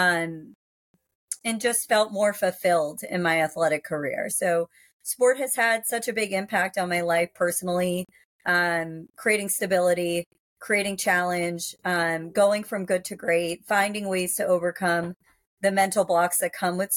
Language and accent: English; Worcester, Massachusetts, United States; I grew up in Massachusetts, in Central Mass